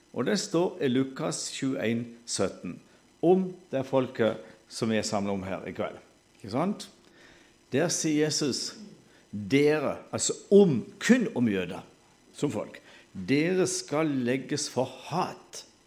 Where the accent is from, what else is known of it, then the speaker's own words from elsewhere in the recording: Sørlandet, Southern Norway, Norway; accent: Sørlandet dialect; Vi snakker jo sånn halvdansk på Sørlandet